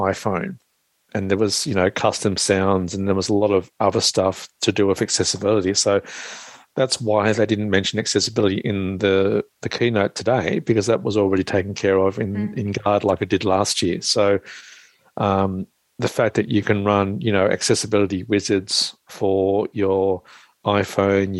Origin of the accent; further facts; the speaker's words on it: Australia; I'm the Aussie blow-in from Australia